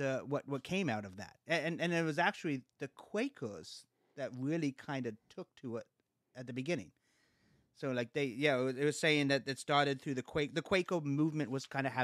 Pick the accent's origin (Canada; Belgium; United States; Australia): Canada; I'm Canadian.